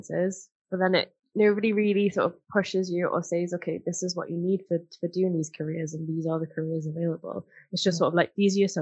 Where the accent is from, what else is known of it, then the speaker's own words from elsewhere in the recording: Newcastle upon Tyne, North East England, United Kingdom; growing up in Newcastle, like, we had, like, shipyards and stuff